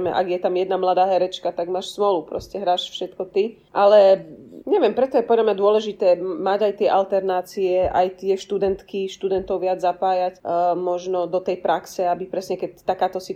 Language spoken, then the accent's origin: Slovak; Bratislava, Bratislava Region, Slovakia; moved away; Ja som vám to e, v tichosti ako Bratislavčanka závidela